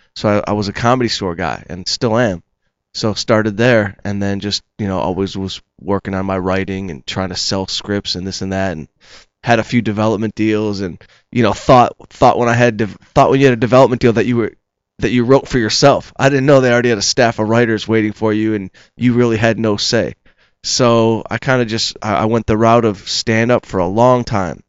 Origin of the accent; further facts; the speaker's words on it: Detroit, Michigan, United States; moved away; I'm from Detroit. I was back home playing catch on the high school field